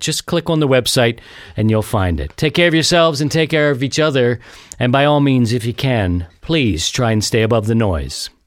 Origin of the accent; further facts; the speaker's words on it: Baltimore, Maryland, United States; my hometown of Baltimore, Maryland